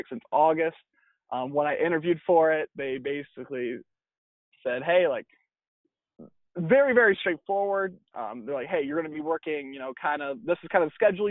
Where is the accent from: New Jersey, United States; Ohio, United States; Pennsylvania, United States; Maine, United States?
Ohio, United States; Holgate; moved away as an adult; now in California, United States; Born and raised in Ohio. So Northwest Ohio is, you know, hometown called Holgate, Ohio, very small